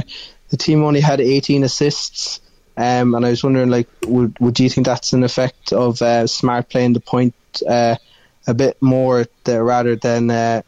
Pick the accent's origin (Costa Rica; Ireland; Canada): Ireland; accent: Irish; I'm calling from Ireland, so I don't know if you have any other Irish people on this.